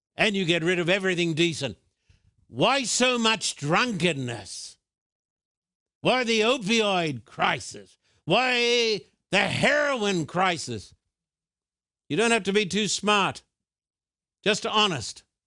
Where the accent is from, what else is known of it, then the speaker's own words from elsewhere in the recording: Australia; moved away; When I was a boy growing up in Australia, I went to a state school